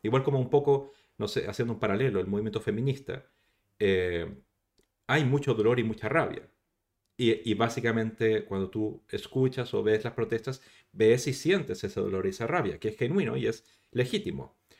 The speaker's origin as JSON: {"language": "Spanish", "country": "Chile", "moved": "as an adult", "lives_now": "Barcelona, Spain", "said": "yo, yo soy chileno, o sea, no, no soy español, además soy español, pero, pero llegué aquí hace el año 99"}